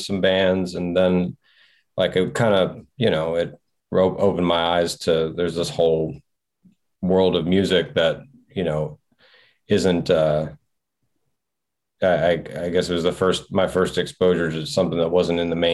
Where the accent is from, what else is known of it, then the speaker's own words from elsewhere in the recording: Martinsburg, West Virginia, United States; moved away; also born or lived in Silver Spring, Maryland / Lexington, Kentucky; I was born in Silver Spring, Maryland. I grew up mostly in West Virginia, kind of in the Eastern Panhandle, a little area. Martinsburg is kind of the bigger town in the area that I was in.